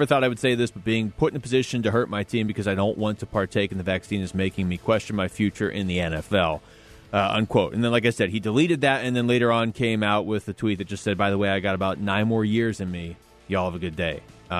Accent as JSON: {"language": "English", "town": "Seattle", "region": "Washington", "country": "United States", "said": "I'm not from here. I'm from Seattle."}